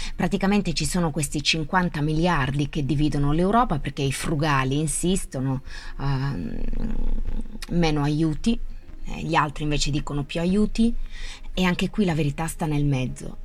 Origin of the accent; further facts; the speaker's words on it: Italy